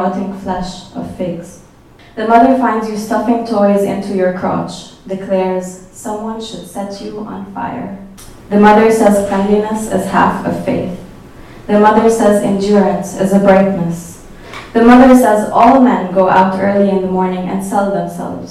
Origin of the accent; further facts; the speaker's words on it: Egypt; moved away as an adult; also born or lived in Cairo; now in New York, United States; I'm from Egypt. I moved here 5 years ago to do a master's in arts journalism.